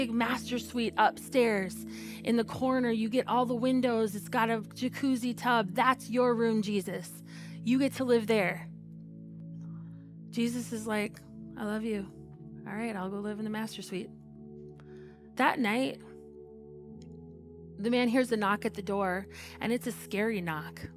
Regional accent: United States; I'm American

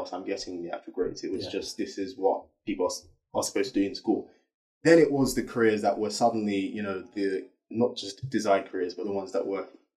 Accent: London, United Kingdom; I grew up in Southeast London

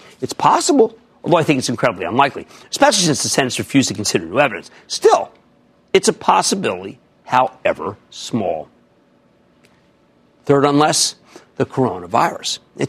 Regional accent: New Jersey, United States; Let's go to Gianna in my home state of New Jersey.

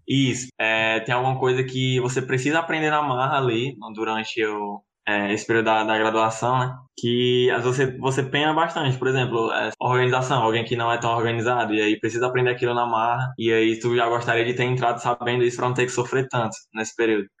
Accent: Fortaleza, Ceará, Brazil; now in Caucaia, Brazil; eu não nasci, né, no interior, já nasci aqui. Em, na verdade, eu moro em Calcaia, não moro em Fortaleza.

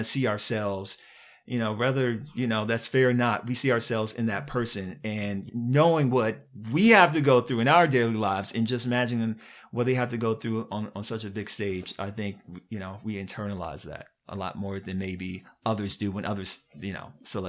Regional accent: Virginia, United States; And first of all, I'm from Virginia.

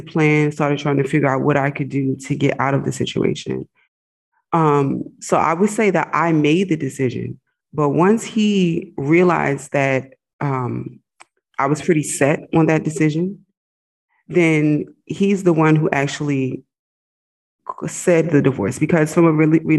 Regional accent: United States; moved away as an adult; also born or lived in Egypt; I'm an American, but I was living overseas

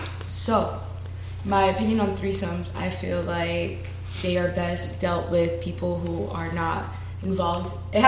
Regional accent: Atlantic City, New Jersey, United States; moved away as an adult; now in Hawaii, United States; I'm from New Jersey, born and raised in Atlantic City. Been living in Hawaii about the past 4 years. I'm Colombian and Puerto Rican.

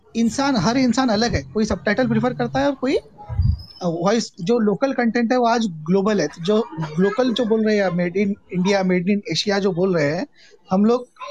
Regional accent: Nagpur, Maharashtra, India; मैं नागपुर से हूँ

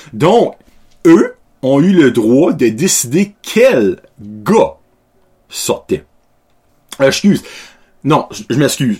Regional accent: Canada; je viens de l'Acadie

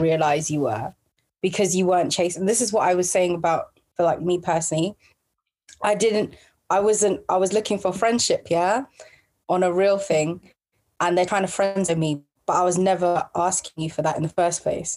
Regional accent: London, United Kingdom; now in Milton Keynes, United Kingdom; I'm from South London

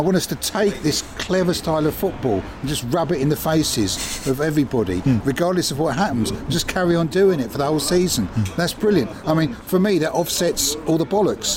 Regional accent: Southwick, South East England, United Kingdom; I'm from Southwick, so I support Southwick. I'm from Brighton, so I support Brighton, and I'm from England, so I support England

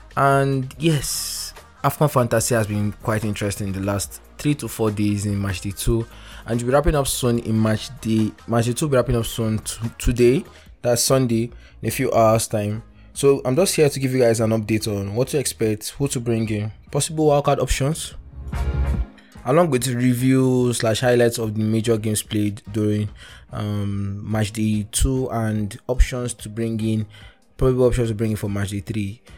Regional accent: Nigeria; as a Nigerian

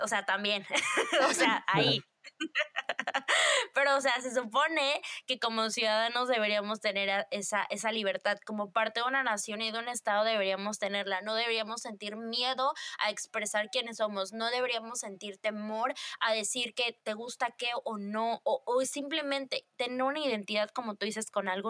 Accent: Mexico; vivimos como sociedad mexicana

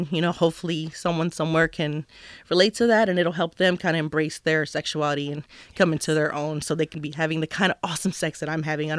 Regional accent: New Jersey, United States; I'm from New Jersey.

